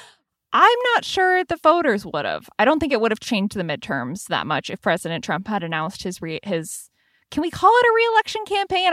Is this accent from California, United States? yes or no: yes; San Francisco Bay Area, California, United States; now in Washington, D.C., United States; to be working for my hometown paper